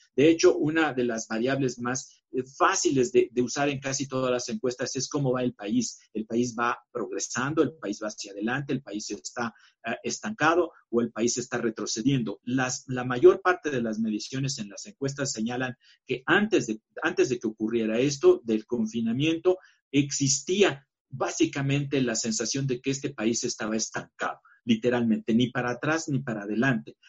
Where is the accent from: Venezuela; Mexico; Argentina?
Mexico; como mexicanos